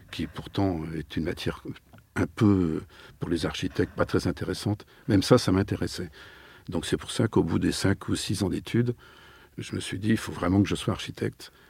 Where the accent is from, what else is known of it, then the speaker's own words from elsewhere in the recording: Nantes, Pays de la Loire, France; Je suis nantais.